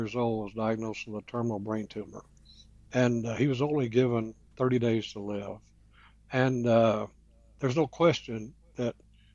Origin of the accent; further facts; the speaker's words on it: Kentucky, United States; moved away; also born or lived in Las Vegas; the county that I was raised up in Kentucky